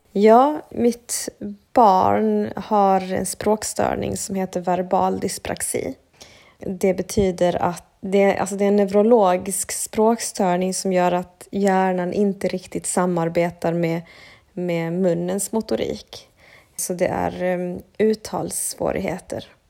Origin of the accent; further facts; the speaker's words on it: Sweden; jag har vuxit upp i Sverige men med en annan kultur i bakgrunden. Mina föräldrar är från Bolivia.